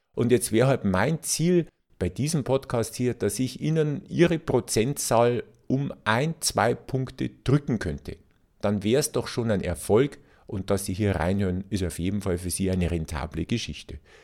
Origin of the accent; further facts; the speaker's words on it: Bavaria, Germany; als Bayer